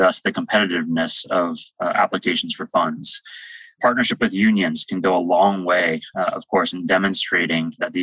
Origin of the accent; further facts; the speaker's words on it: West Virginia, United States; I'm from West Virginia